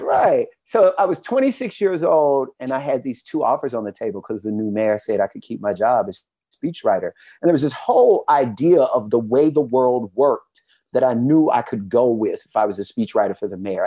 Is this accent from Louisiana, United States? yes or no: yes; Louisiana, United States; now in Atlanta, United States; I'm from Louisiana